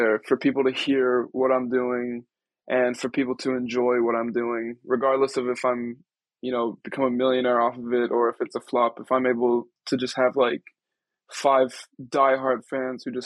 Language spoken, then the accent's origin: English; Hurricane, Utah, United States; I grew up in this really small desert town called Hurricane, Utah.